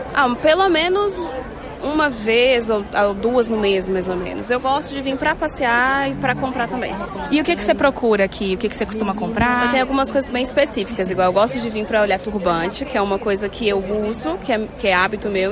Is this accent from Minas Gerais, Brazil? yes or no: yes; Nova Lima, Minas Gerais, Brazil; eu sou de Nova Lima